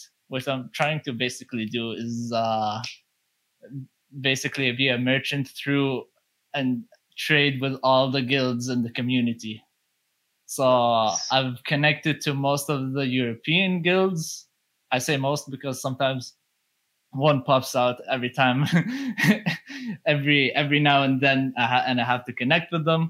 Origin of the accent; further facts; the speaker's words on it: Saudi Arabia; I'm a dude from Saudi Arabia